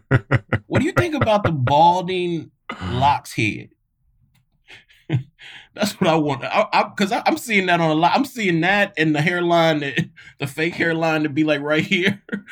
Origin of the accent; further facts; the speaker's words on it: Mississippi, United States; I grew up in Mississippi and I went to a missionary Black Baptist church my whole life.